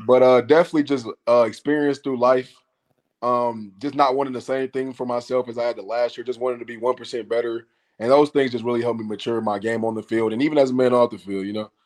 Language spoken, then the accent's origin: English; Savannah, Georgia, United States; also born or lived in Flint, Michigan; now in Atlanta, United States; I moved to, uh, Savannah, Georgia when I was nine years o-, ten years old, I believe, one of the two. And I, I came to move to Atlanta with my father in twenty sixteen